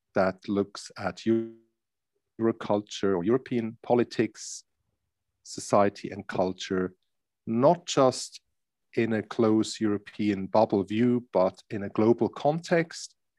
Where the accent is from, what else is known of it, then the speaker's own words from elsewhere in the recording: Switzerland; I'm from Switzerland, half German as well.